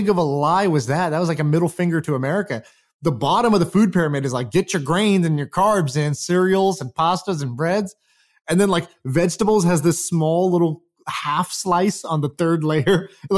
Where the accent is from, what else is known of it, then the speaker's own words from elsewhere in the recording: Houston, Texas, United States; I grew up in Houston, Texas in middle school.